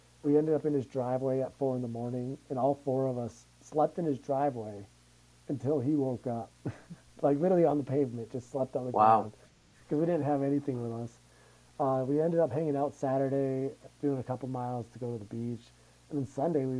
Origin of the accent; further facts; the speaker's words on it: Massachusetts, United States; now in Denver, United States; we're from Massachusetts